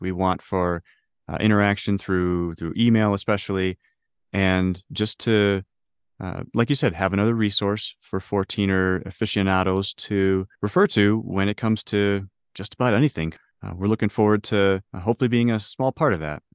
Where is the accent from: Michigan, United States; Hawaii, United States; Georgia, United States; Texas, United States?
Michigan, United States; Detroit; moved away as an adult; also born or lived in Ohio / Illinois; now in Denver, United States; born and raised in Detroit, Michigan